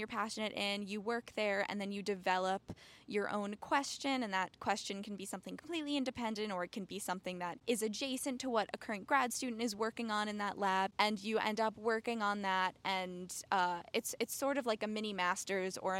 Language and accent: English; New York, United States; I grew up in New York